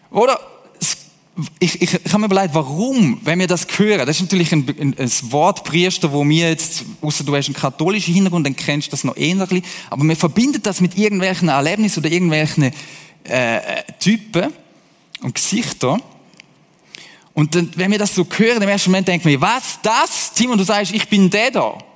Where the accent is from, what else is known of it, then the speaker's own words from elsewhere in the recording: Hesse, Germany; By the way, ich bin einmal in Deutschland aufgewachsen als Schweizer. Also ich habe so ein bisschen Connection zu denen. Deutsche, auch zu diesen Hessen, dort bin ich nämlich gewesen